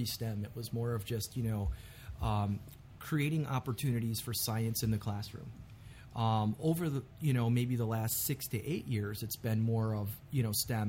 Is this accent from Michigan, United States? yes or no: yes; Detroit, Michigan, United States; I grew up in Mexican Town in southwest Detroit